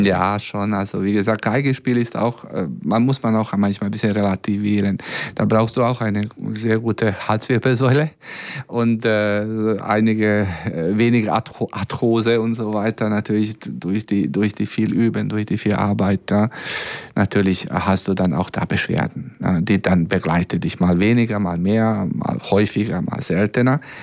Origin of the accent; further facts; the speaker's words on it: Serbia; German is a second language; now in Braunschweig, Germany; aus Belgrad, aus meiner Heimat.